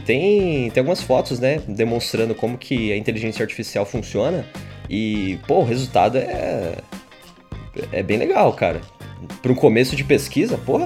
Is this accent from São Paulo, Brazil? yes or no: yes; São Paulo, Brazil; a gente é de São Paulo